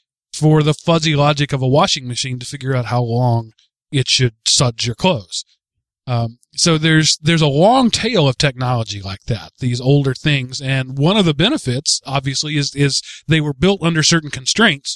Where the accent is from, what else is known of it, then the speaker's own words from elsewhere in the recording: Texas, United States; I'm from Texas and I've grown up in rural areas all my life.